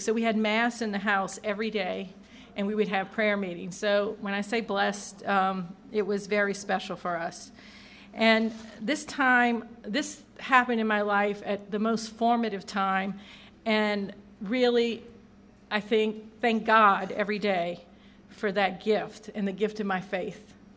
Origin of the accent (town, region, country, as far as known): St. Helena Parish, Louisiana, United States; born or raised there